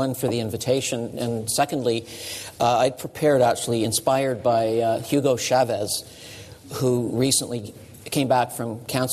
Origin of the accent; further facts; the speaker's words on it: Canada; I'm a Canadian